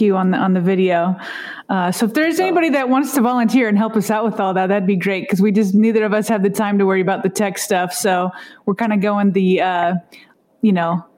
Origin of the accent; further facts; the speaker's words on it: Denver, Colorado, United States; I grew up in Denver and I grew up watching John Elway with the Broncos